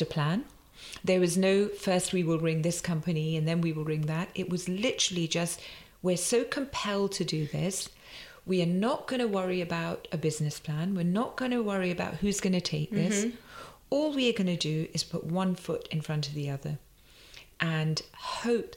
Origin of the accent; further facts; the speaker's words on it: London, United Kingdom; I was born in Shepherd's Bush in the 60s